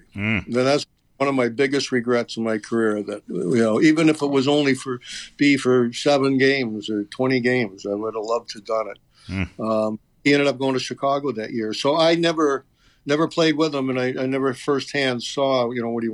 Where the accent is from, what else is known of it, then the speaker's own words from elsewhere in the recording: Toronto, Ontario, Canada; moved away as an adult; also born or lived in Boston; I grew up in Toronto